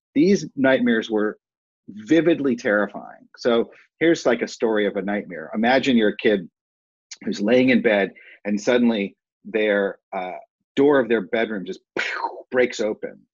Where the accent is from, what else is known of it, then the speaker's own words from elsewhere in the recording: Cleveland Heights, Ohio, United States; I grew up in Cleveland Heights, Ohio